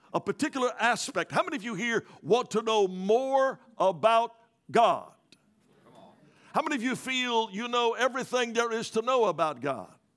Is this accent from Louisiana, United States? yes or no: yes; Louisiana, United States; moved away; I'm originally from Louisiana